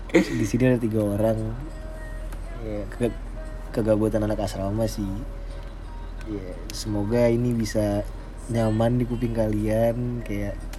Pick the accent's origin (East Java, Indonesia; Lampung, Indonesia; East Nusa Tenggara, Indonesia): Lampung, Indonesia; gue gue orang Lampung tapi gue nggak bisa disebut orang Lampung karena orang tua gue nggak ada yang orang Lampung